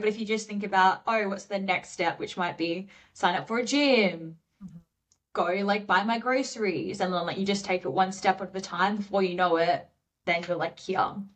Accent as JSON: {"language": "English", "town": "Perth", "region": "Western Australia", "country": "Australia", "tie": "born or raised there", "moved": "as an adult", "lives_now": "Sydney, Australia", "said": "I went back to Perth in my hometown"}